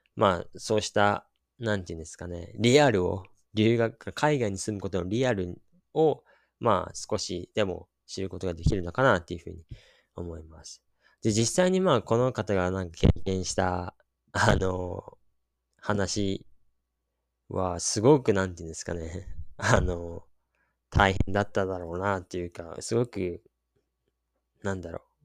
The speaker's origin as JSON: {"language": "Japanese", "country": "Japan", "tie": "born or raised there", "also_born_or_lived": "Australia", "said": "自分が生まれ育ったところ"}